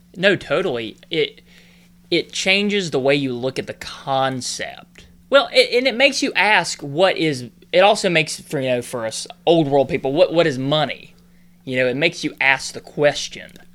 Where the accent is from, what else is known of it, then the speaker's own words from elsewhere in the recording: North Carolina, United States; I'm originally from North Carolina.